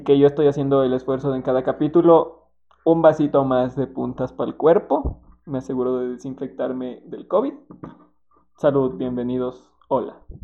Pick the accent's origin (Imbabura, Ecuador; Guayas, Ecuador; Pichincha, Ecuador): Pichincha, Ecuador; Quito; yo soy de Quito